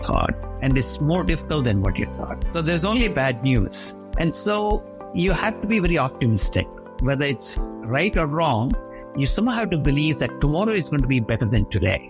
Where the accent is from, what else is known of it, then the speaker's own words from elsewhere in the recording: India; moved away as an adult; now in United States; growing up in India